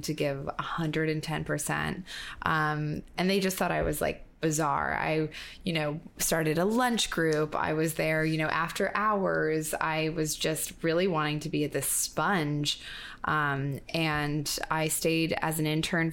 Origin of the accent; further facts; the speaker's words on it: Toronto, Ontario, Canada; moved away as an adult; also born or lived in Montreal, Canada; now in New York, United States; I grew up in Toronto